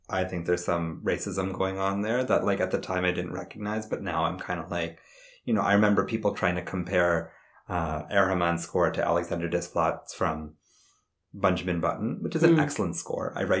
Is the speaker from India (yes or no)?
yes; India; I'm Indian